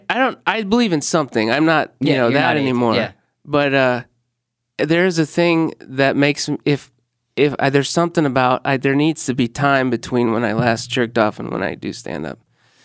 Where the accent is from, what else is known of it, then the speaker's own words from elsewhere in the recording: Normal, Illinois, United States; moved away; no, dude, no, I'm from Illinois.